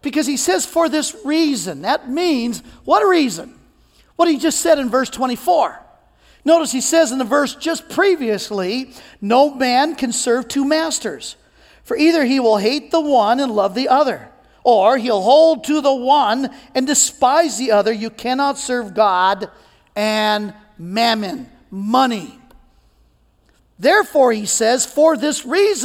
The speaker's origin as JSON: {"language": "English", "area": "Cajun", "region": "Louisiana", "country": "United States", "said": "I'm Cajun"}